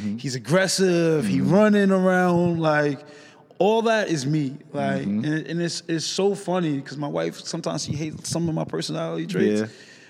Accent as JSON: {"language": "English", "town": "New York City", "region": "New York", "country": "United States", "tie": "born or raised there", "moved": "as an adult", "lives_now": "Los Angeles, United States", "said": "me being away from home, like I'm from New York, the Bronx."}